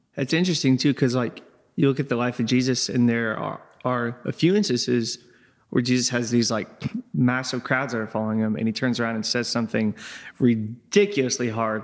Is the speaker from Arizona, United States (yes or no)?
no; Crawford County, Indiana, United States; I'm from Crawford County